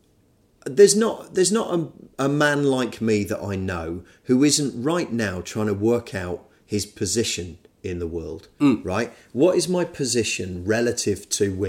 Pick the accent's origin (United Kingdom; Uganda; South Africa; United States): United Kingdom; I'm British